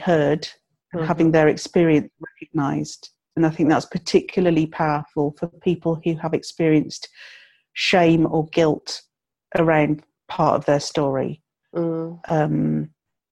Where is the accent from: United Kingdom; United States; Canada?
United Kingdom; England; moved away as an adult; also born or lived in southern Scotland; now in Scotland, United Kingdom; born and brought up in England